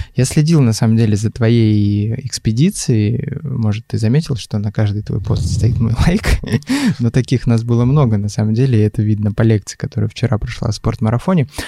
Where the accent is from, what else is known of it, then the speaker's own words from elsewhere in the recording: Chukotka Autonomous Okrug, Russia; also born or lived in Ufa, Bashkortostan; now in Moscow, Russia; как я, например, который родился в Уфе, но при этом вырос на Чукотке